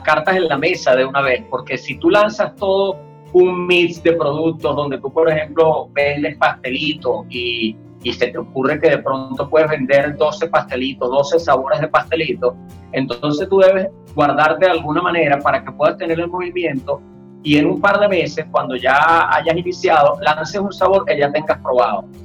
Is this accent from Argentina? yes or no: no; Venezuela; yo como venezolano